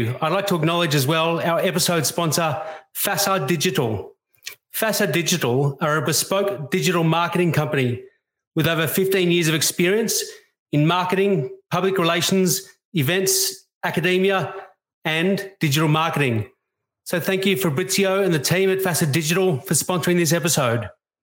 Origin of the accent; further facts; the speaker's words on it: Australia; I love being an Australian